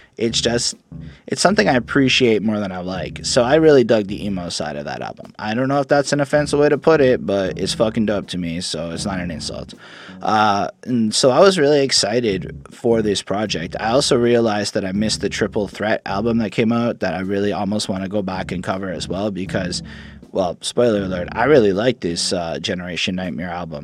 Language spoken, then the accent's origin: English; Canada; I'm Canadian